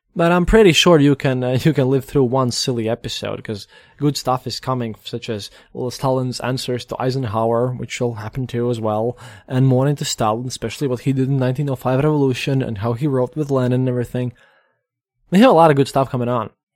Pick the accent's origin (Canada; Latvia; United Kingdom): Latvia; We're just people from Latvia